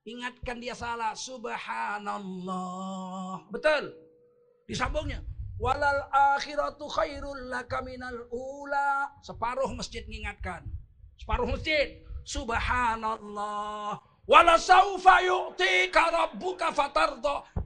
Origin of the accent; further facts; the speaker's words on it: Medan, North Sumatra, Indonesia; Soal gayanya saya tengkurukan yang keras begini saya orang Medan. Orang Medan kan memang begini, Bib. Kami orang Medan begini, tak senang kau.